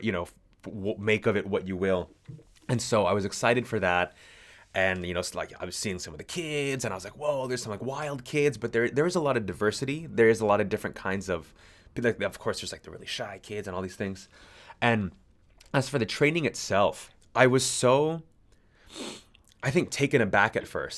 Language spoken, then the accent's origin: English; California, United States; moved away as an adult; now in Sydney, Australia; I was born and raised in California